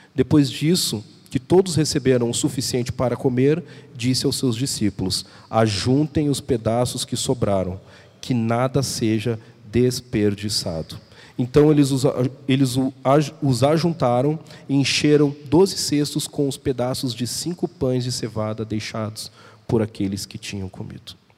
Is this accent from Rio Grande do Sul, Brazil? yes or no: yes; Porto Alegre, Rio Grande do Sul, Brazil; also born or lived in São Paulo; sou de Porto Alegre, já morei em São Paulo. Voltamos para Porto Alegre